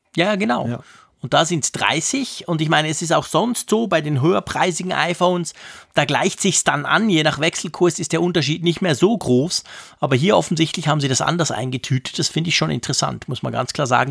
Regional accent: Switzerland; bei uns in der Schweiz

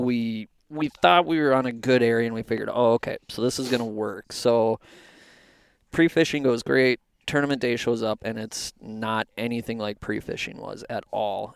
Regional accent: Anoka, Minnesota, United States; I'm from Anoka, and I went to Fredmore

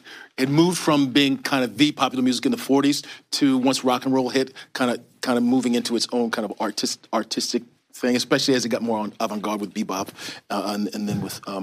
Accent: Baltimore, Maryland, United States; moved away as an adult; also born or lived in Rochester, New York; I grew up in Baltimore.

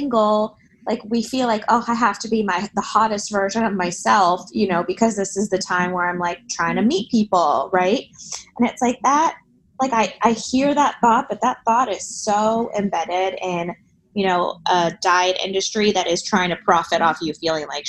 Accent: Miami, Florida, United States; I grew up in Miami

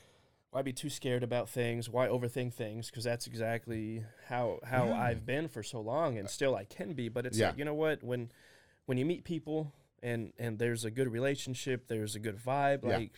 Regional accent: Germany; born there; but I was born in Germany.

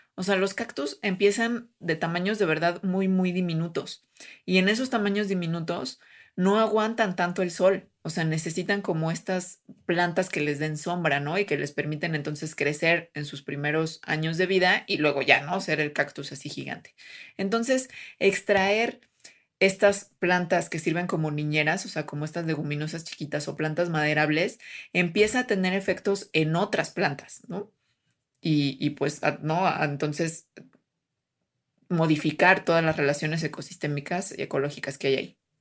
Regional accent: Jalisco, Mexico; es de mi tierra, este Jalisco

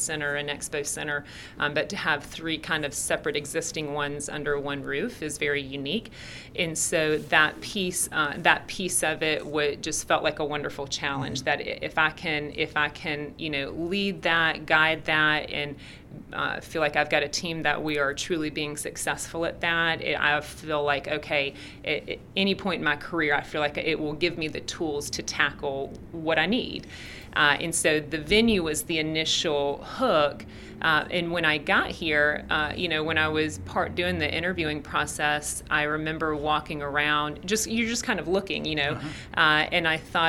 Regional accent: the South, United States; Because I'm from the South, people mm-hmm. here are extremely nice and very friendly.

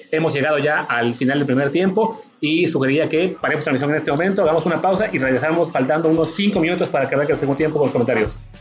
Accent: Mexico; nosotros como mexicanos

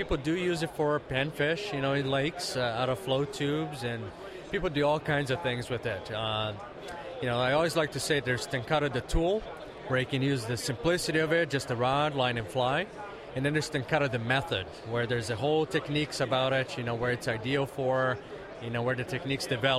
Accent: Brazil; now in California, United States; Where I grew up in Brazil

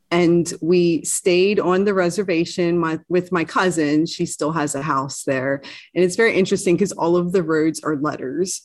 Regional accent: East Coast, United States; being an East Coaster and growing up on the East Coast

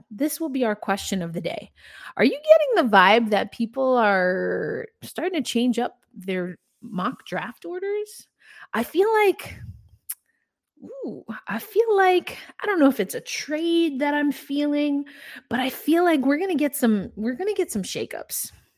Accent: New York, United States; I'm a New Yorker

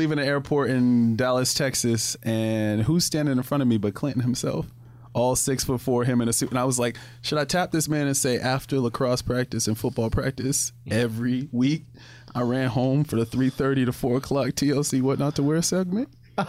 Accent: Germany; No, man. I grew up in Germany, man.

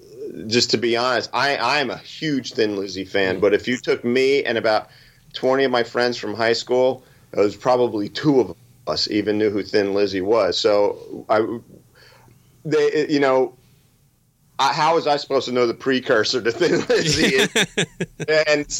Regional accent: Toms River, New Jersey, United States; my hometown of Toms River

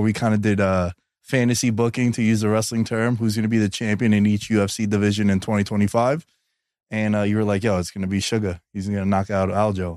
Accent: New York City, New York, United States; moved away as an adult; now in Las Vegas, United States; born and raised in New York, Queens kid

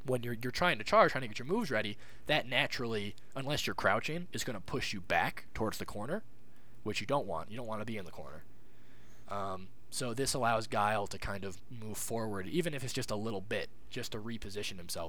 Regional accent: United States; I'm an American player.

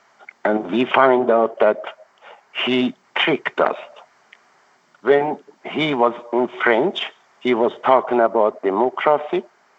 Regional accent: Iran; moved away as an adult; now in United States; that was the reason I left Iran. I couldn't live over there anymore.

